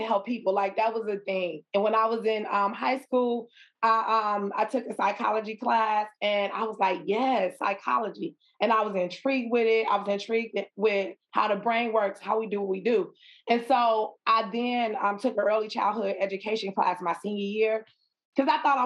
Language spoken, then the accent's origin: English; Chicago, Illinois, United States; I am from the west side of Chicago, born and raised in Chicago